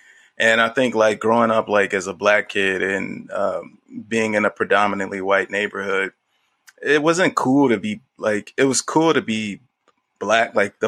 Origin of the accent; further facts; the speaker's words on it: United States; us in America, Black people in America, we don't all have that.